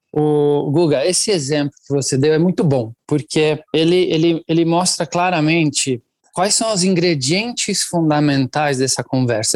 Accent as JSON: {"language": "Portuguese", "country": "Italy", "tie": "born or raised there", "second_language": "Portuguese", "moved": "as an adult", "lives_now": "Brazil", "said": "Eu nasci e cresci na Itália. Eu estou no Brasil há uns 21 anos já"}